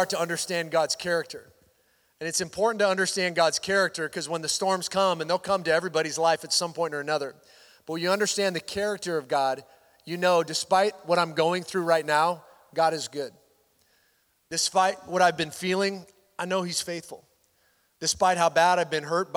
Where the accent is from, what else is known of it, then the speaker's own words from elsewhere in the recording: Washington, United States; moved away; I grew up in Washington State.